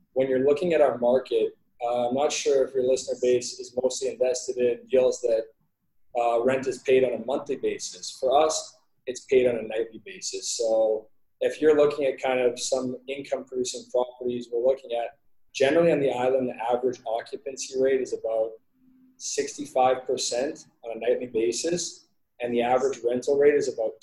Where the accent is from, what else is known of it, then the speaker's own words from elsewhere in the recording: Canada; now in Belize; I'm a Canadian guy